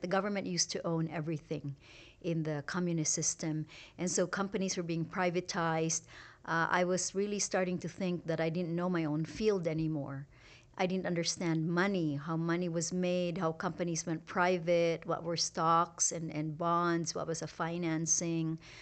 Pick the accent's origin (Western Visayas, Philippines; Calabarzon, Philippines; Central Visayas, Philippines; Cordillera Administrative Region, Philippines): Western Visayas, Philippines; Iloilo; moved away as an adult; also born or lived in Singapore; now in Utah, United States; having been born in a really remote farming village in the Philippines